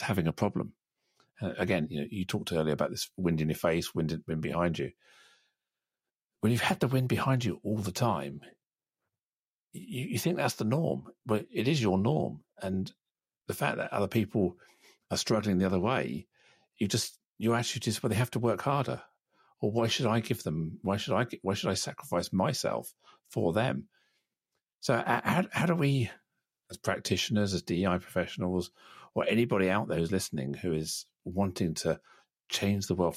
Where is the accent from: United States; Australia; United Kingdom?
United Kingdom; I'm still British. I speak the language of my country